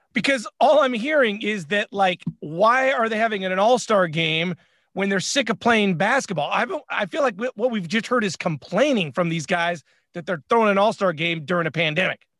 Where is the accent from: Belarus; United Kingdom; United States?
United States; as an American